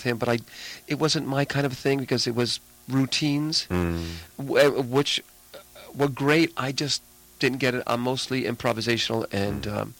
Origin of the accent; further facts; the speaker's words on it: New York City, New York, United States; moved away; also born or lived in Long Island, New York; My background is I'm originally from the Bronx, New York, and then my family moved out to Long Island. Mm-hmm. Puerto Rican, Italian background. Dad's from Puerto Rico and mom's from the Bronx